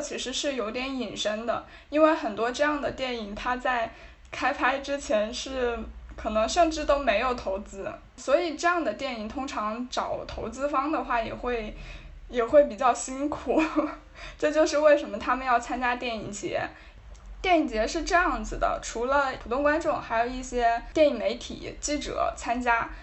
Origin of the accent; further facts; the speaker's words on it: China; 反正当时我，我作为一个中国人，我看到这个消息还是，还是有点感动的